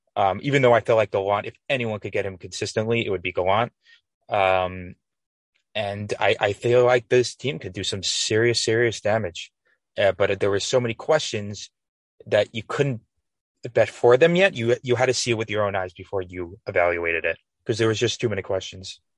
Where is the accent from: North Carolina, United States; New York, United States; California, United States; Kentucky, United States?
New York, United States; Westchester; I'm from Westchester, New York